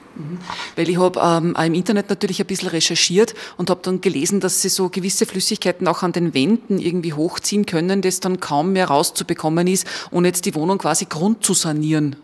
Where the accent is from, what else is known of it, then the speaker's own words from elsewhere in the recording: Upper Austria, Austria; bei uns in Oberösterreich